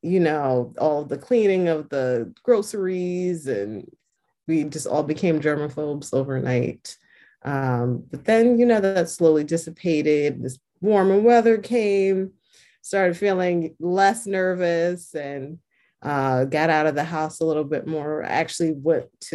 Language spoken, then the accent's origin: English; New York City, New York, United States; I'm from New York City, from Queens, born and raised, and I currently live in Queens.